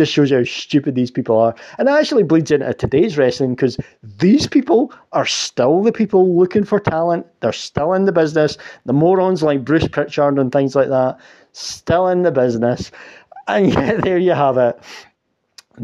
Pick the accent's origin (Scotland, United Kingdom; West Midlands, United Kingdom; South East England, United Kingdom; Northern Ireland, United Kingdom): Scotland, United Kingdom; I'm fucking Scottish